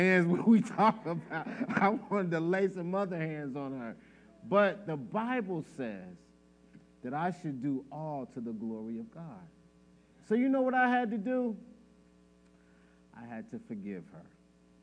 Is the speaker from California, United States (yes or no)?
no; Chicago, Illinois, United States; I'm from Chicago